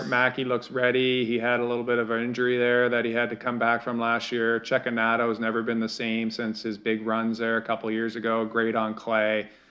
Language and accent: English; Canada; we're Canadian